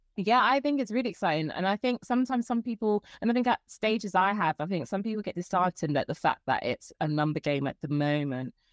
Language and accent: English; London, United Kingdom; I'm from London. I'm from Croydon